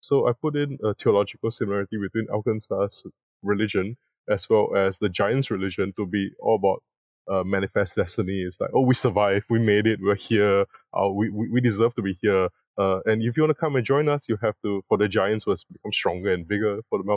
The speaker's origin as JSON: {"language": "English", "country": "Singapore", "said": "my country, I come from Singapore"}